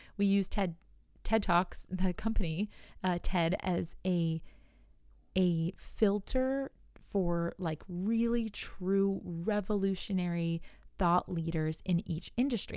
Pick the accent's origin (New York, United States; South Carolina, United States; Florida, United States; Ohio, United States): New York, United States; I'm from New York, so I say you guys